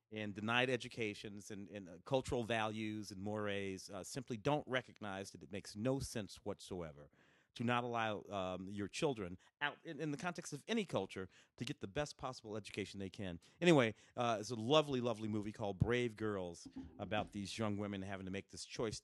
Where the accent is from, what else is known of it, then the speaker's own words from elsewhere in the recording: St. Louis, Missouri, United States; also born or lived in Tennessee; now in Los Angeles, United States; I was born in Tennessee. Grew up in Saint Louis.